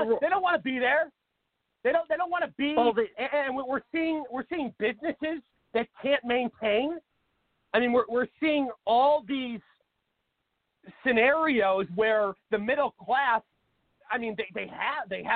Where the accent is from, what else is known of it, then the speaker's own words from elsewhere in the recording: Seattle, Washington, United States; moved away as an adult; now in Phoenix, United States; I moved to Phoenix about 8 years ago, but I'm originally from Seattle, Washington